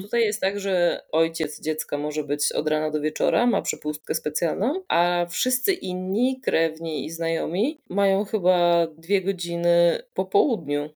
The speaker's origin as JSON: {"language": "Polish", "country": "Poland", "moved": "as an adult", "lives_now": "Italy"}